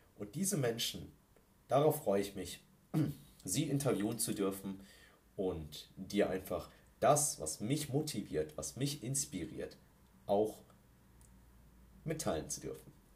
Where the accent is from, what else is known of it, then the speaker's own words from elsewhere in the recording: Ingolstadt, Bavaria, Germany; gebürtig aus Ingolstadt und lebe immer noch hier